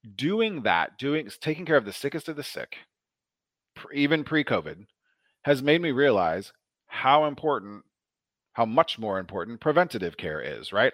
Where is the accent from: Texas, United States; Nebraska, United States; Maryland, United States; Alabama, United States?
Nebraska, United States; Omaha; I grew up in Nebraska in the eighties and nineties